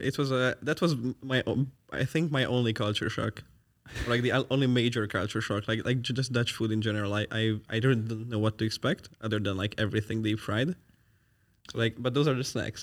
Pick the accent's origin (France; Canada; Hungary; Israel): Hungary; now in Netherlands; I'm from Hungary.